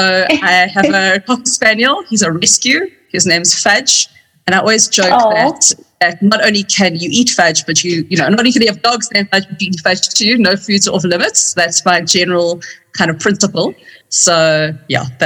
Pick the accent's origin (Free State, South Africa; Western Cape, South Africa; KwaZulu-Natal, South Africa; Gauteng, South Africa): Western Cape, South Africa; Cape Town; moved away as an adult; now in Johannesburg, South Africa; I'm from Cape Town originally.